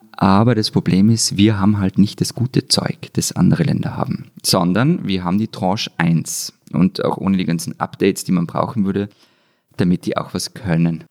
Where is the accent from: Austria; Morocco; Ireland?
Austria